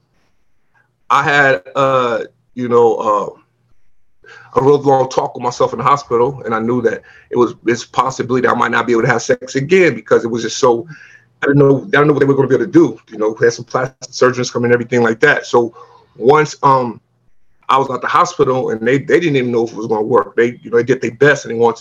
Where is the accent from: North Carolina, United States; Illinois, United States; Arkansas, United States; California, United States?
California, United States; Long Beach; I come from Long Beach, you know, in the hood, and it's really a gang affiliated hood